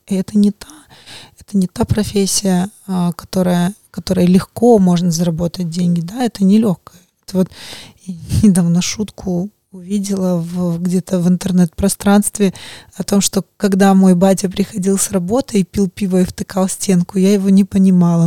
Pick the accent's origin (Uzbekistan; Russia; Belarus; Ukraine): Belarus; moved away; я выросла в другой стране, может быть, э, я сама из Беларуси